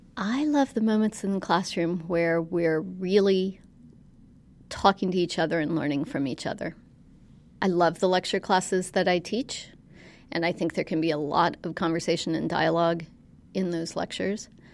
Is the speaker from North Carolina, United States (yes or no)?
yes; Western North Carolina, United States; I grew up in Western North Carolina